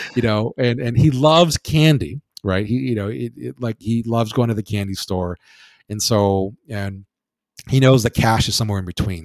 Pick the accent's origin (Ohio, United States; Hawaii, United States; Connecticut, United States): Hawaii, United States; I'm from uh, born and raised in Hawaii